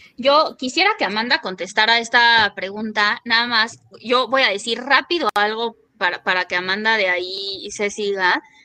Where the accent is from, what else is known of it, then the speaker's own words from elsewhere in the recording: Mexico; soy una feminista mexicana